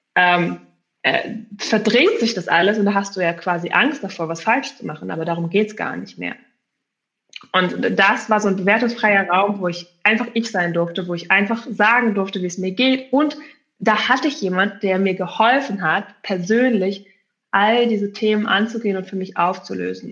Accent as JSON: {"language": "German", "region": "Berlin", "country": "Germany", "tie": "born or raised there", "said": "ich komme eben aus Berlin und äh, dort haben wir ja sechs Grundschuljahre eigentlich"}